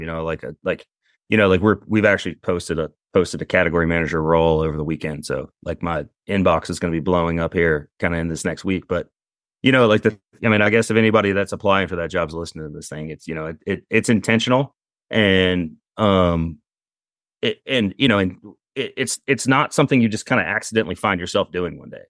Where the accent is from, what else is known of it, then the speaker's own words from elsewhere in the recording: Eastern Carolina, North Carolina, United States; I grew up in Eastern Carolina